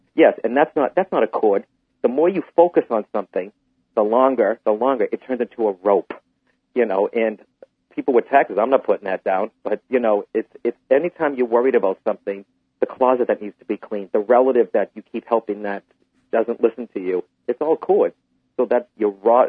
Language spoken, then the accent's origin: English; Boston, Massachusetts, United States; Boston's coming up, uh, my hometown